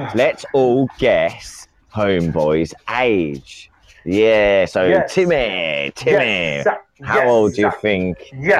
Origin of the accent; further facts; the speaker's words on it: Birmingham, West Midlands, United Kingdom; I'm from Birmingham, mate, as you can tell.